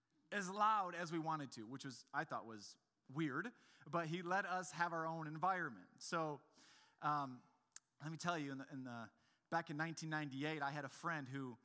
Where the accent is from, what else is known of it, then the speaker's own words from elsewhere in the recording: Grand Rapids, Michigan, United States; I'm from Grand Rapids